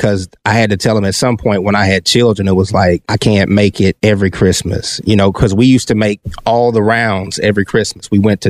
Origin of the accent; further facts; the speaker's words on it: Pine Bluff, Arkansas, United States; also born or lived in Little Rock, Arkansas; I was born in Pine Bluff, Arkansas.